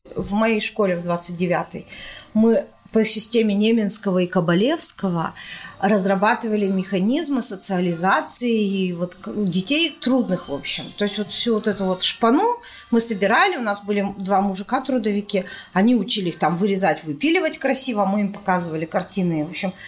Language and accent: Russian; Perm, Perm Krai, Russia; Мы говорим, из Перми